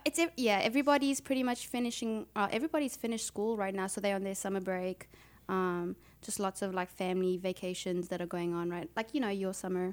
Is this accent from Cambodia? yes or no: no; Mozambique; now in South Africa; I was born in Mozambique